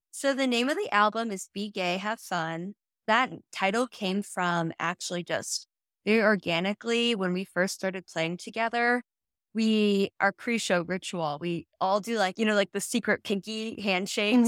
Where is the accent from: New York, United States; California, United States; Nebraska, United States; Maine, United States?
Nebraska, United States; small town; moved away; I grew up in small town Nebraska.